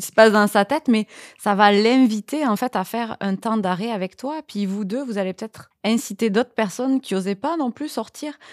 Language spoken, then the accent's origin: French; France; moved away as an adult; now in Quebec, Canada; ça, va faire 9 ans là que je suis au Québec et c'est certain que moi je suis française